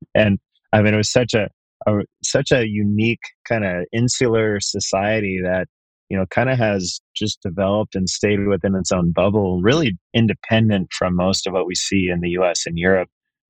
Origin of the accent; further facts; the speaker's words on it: San Ramon, California, United States; moved away as an adult; also born or lived in Tokyo, Japan; now in San Francisco, United States; I grew up in San Ramon, out in the East Bay. For those of you not from the Bay Area, it's kind of suburbia, about an hour east of the city, east of San Francisco there. But definitely call that home still. But spent about 15 years out of state